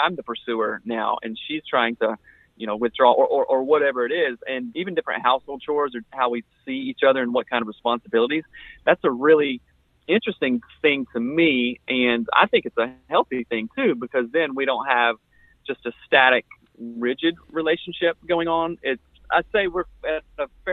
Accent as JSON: {"language": "English", "region": "South Carolina", "country": "United States", "tie": "born or raised there", "said": "I came from South Carolina, just the Bible Belt, grew up here, everything here"}